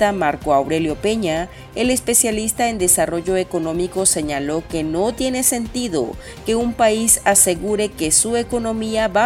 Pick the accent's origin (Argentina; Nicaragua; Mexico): Nicaragua